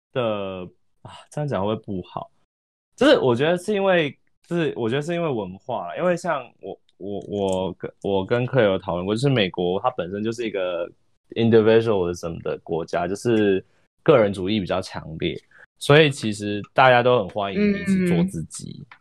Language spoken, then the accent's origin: Chinese; Taiwan; 我觉得会不会是跟我台湾人比较害羞？